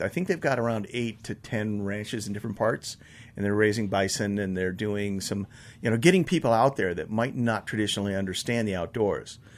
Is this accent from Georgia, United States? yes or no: no; Buena Vista, Colorado, United States; I grew up in Buena Vista, and if you're from there, it's Buena Vista, I know. Um, but my mom moved up there with one of my stepdads back in sixty-eight, I guess. I was just in fifth grade.